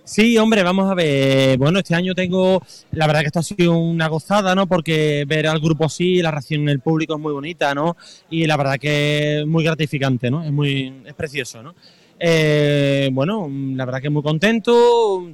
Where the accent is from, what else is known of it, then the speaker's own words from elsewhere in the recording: Cádiz, Andalusia, Spain; yo soy de Cádiz y soy de Cádiz